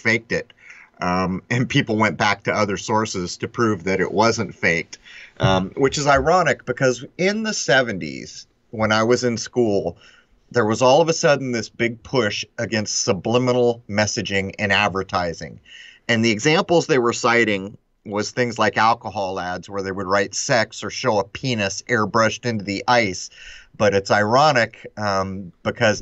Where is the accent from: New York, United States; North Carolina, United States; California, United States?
California, United States; Southern; growing up in Southern California